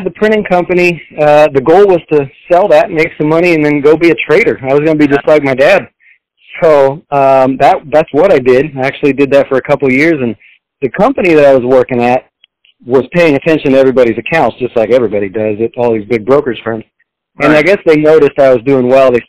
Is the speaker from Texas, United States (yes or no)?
yes; Texas, United States; moved away; Uh, I'm from Texas originally. That's where I was born.